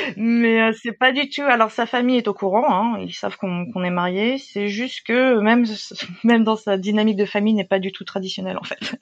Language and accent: French; France; moved away as an adult; also born or lived in Japan; now in Busan, South Korea; je suis française